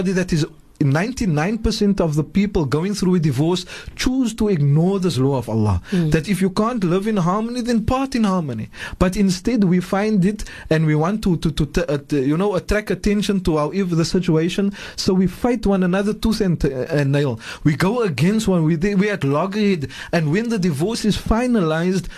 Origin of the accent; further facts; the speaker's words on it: South Africa; I am a South African, but first and foremost, I am a Muslim